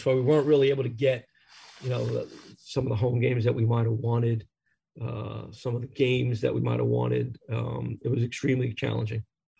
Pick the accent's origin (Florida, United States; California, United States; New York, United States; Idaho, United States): New York, United States; moved away as an adult; now in Baltimore, United States; I'm still a New Yorker